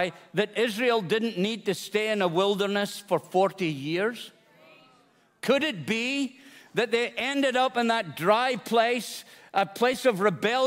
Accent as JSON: {"language": "English", "region": "Scotland", "country": "United Kingdom", "moved": "yes", "said": "I'm a Scotsman"}